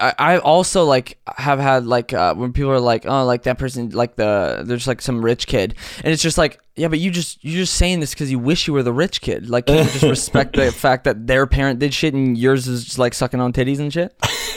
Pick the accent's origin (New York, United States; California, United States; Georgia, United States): California, United States; Compton; I grew up in Compton, so not really. I grew up in South Central, so I don't know.